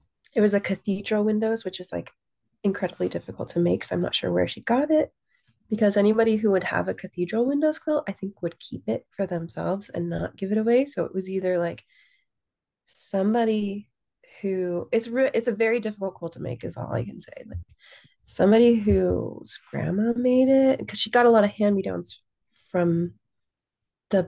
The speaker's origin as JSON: {"language": "English", "region": "California", "country": "United States", "tie": "born or raised there", "said": "growing up in California"}